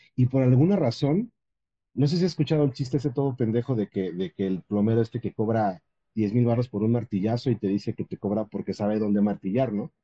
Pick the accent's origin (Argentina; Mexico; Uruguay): Mexico; como cualquier mexicano